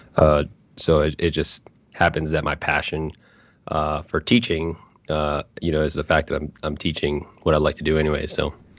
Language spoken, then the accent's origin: English; Anchorage, Alaska, United States; moved away; I grew up in Anchorage, Alaska